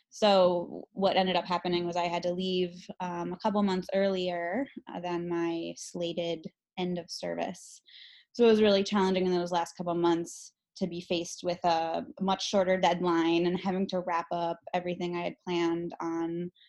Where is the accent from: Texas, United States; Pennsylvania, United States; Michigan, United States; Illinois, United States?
Illinois, United States; Chicago; also born or lived in Guatemala; Um, I am from Chicago, although I did go to um, junior high and high school in the south suburbs.